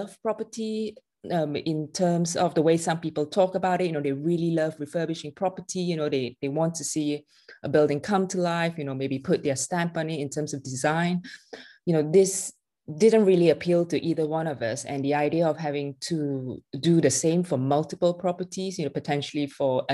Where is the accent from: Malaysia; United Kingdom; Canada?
Malaysia; moved away; I was born and raised in Malaysia, and my family is still very much there